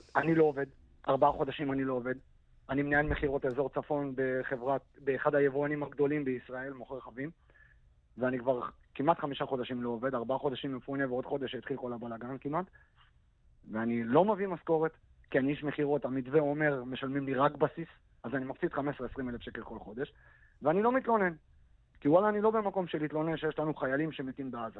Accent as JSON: {"language": "Hebrew", "town": "Kiryat Shmona", "region": "Northern District", "country": "Israel", "tie": "born or raised there", "said": "הילדות שלי בקריית שמונה"}